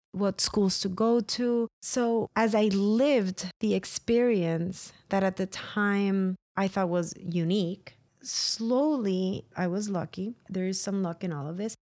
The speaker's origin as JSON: {"language": "English", "town": "San Juan", "country": "Puerto Rico", "tie": "born or raised there", "moved": "yes", "said": "I was born and raised in San Juan, Puerto Rico"}